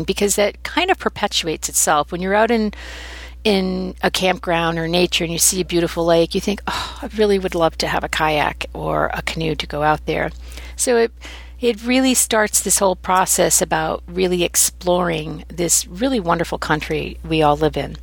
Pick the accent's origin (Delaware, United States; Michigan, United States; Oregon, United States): Oregon, United States; moved away; also born or lived in Maine / Texas; I grew up in Oregon